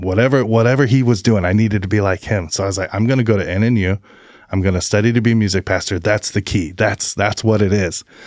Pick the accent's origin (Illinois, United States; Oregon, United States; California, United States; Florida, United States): Oregon, United States; Albany; also born or lived in Brookings, Oregon; I was born in Albany, Oregon.